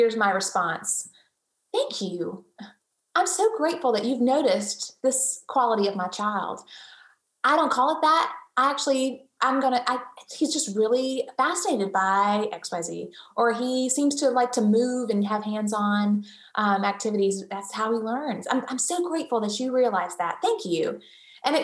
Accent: the South, United States; I'm born and raised in the South. We are very hospitable people.

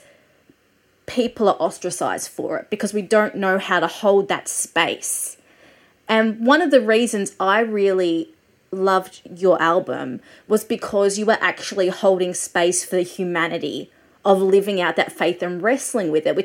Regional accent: Australia; I'm an Australian music journalist

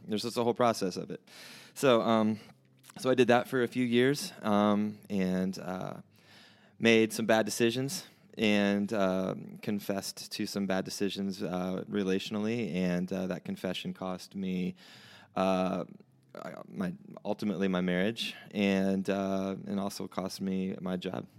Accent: Bremen, Indiana, United States; moved away as an adult; also born or lived in Nashville; I'm from South Bend, from here, from Bremen, which is not, I guess you consider that South Bend. It's just a half an hour south of here.

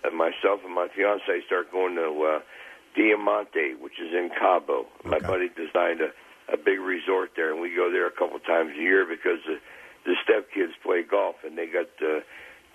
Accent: Cincinnati, Ohio, United States; also born or lived in Philadelphia; that's my hometown

